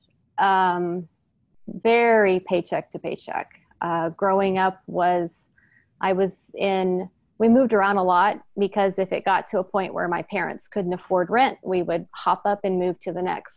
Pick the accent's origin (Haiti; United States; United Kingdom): United States; Houston, Texas; now in East Bay, United States; I was born and raised in Houston, Texas